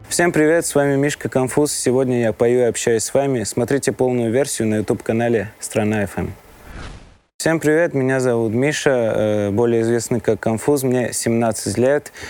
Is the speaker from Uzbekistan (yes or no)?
no; Vanadzor, Lori, Armenia; Я родился в Армении, город, э, Ванадзёрск